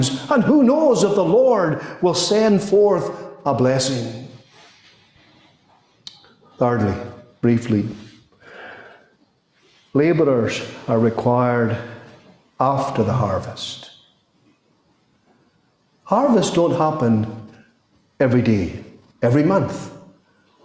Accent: Scotland, United Kingdom; As far as our Scottish tradition is concerned

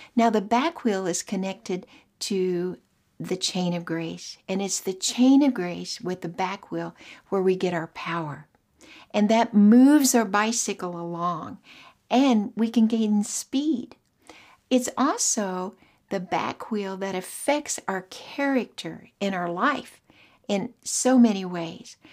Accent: Oklahoma, United States; moved away as an adult; also born or lived in Australia; I was from Oklahoma, married a man, moved to Australia

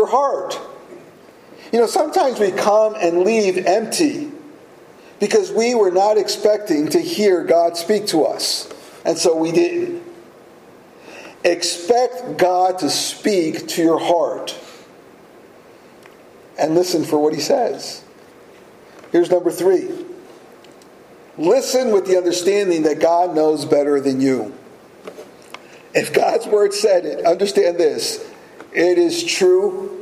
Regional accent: United States; we as American Christians

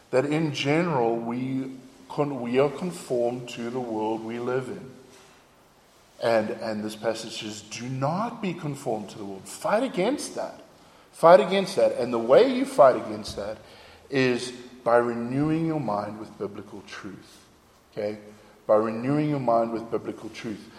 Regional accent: South Africa; accent: South African; now in United States; But after 12 years in America, uh, my accent was very, very confused. Okay? And I, I loved my South African accent. I didn't want to lose my South African accent.

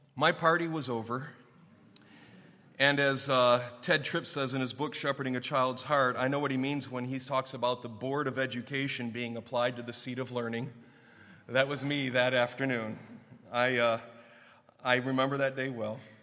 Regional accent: Clarkston, United States; when I was growing up in Clarkston at our church

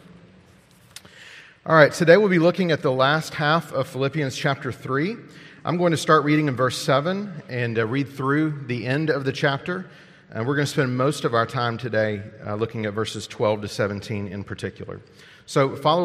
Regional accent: United States; As Americans

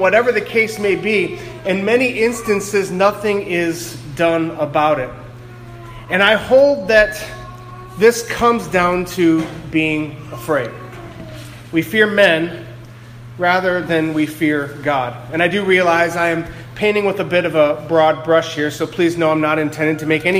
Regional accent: Ohio, United States; moved away as an adult; also born or lived in New England; now in Greenfield, Massachusetts, United States; I'm from Ohio originally. When I first moved to New England 6.5 or so years ago

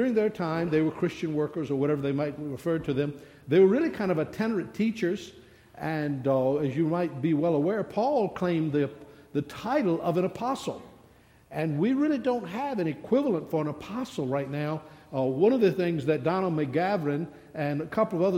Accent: the South, United States; I'm from the South

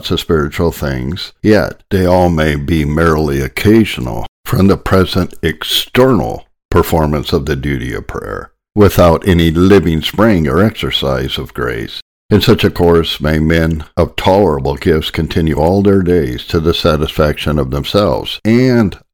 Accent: Glendive, Montana, United States; I grew up in Glendive, Montana

